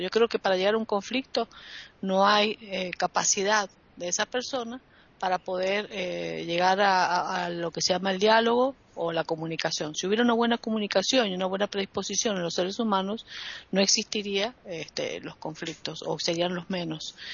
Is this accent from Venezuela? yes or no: no; Argentina; en mi país tenemos un problema llamado la grieta